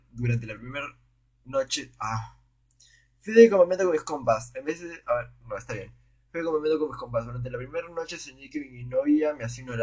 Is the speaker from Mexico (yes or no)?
no; Spain; Soy español y vine intercambio. Cono o sea, fue intercambio a Chile.